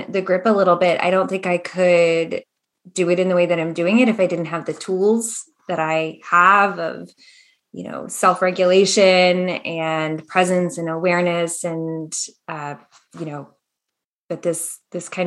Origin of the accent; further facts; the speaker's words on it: Maryland, United States; also born or lived in Capital Region, New York; now in Capital Region of New York, United States; I am currently in the capital region of New York in suburb land here. Actually, not too dissimilar from where we grew up in Maryland